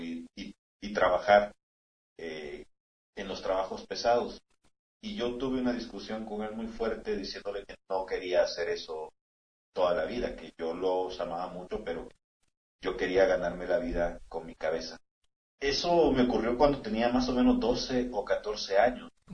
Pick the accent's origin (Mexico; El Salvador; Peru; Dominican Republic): El Salvador; San Salvador; now in El Paso, United States; Yo nací en San Salvador, en una zona muy cercana al volcán de San Salvador, en la oh. capital.